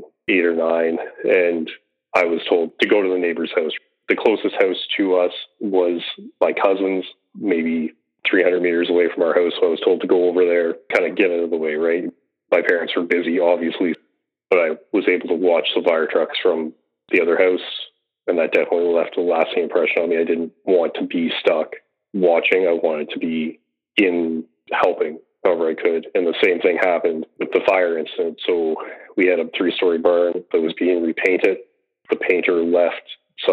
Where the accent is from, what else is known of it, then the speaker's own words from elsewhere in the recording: Nova Scotia, Canada; I grew up in Nova Scotia